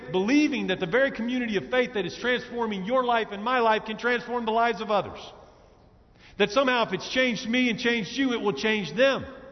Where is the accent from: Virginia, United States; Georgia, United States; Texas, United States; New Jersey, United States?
Texas, United States; Dallas; I grew up in Dallas